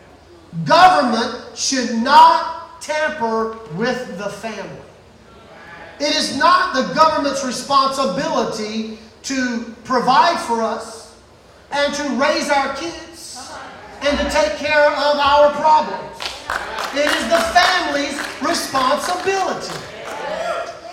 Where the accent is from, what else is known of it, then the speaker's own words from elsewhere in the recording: Mississippi, United States; moved away; I am from Mississippi. And if you get me back where I'm from for the least little bit, I will talk like a Mississippi boy